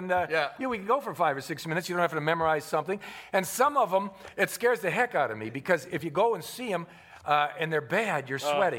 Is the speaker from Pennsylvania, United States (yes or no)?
no; Cleveland, Ohio, United States; I said, "I'm from Cleveland also."